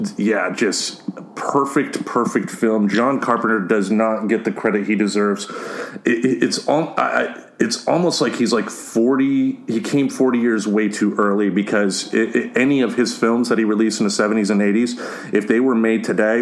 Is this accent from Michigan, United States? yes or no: yes; Grand Rapids, Michigan, United States; It actually is based in my hometown of Grand Rapids, Michigan.